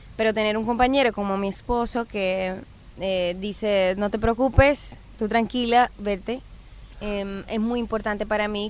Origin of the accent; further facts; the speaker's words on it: Dominican Republic; mi isla